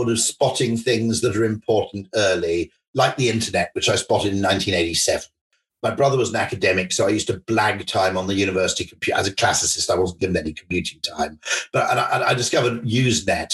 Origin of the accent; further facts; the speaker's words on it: Welsh, Wales, United Kingdom; as a Welshman